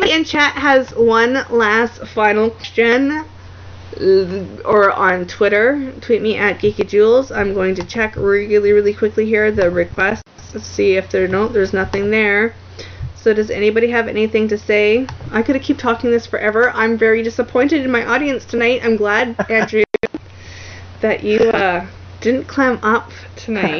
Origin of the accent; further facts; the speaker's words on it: Canada; accent: Canuckistani; my crazy Kanakistani accent